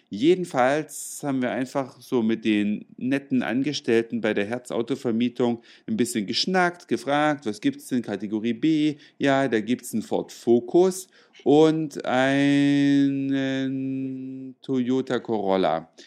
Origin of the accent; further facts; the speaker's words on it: Hamburg, Germany; wir sind aus Hamburg, ja, und da war er auch schon mal 1981